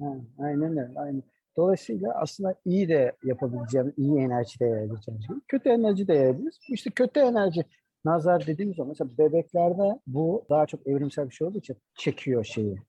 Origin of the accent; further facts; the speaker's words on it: Adana, Turkey; also born or lived in Mersin; bizim memlekette Adana'da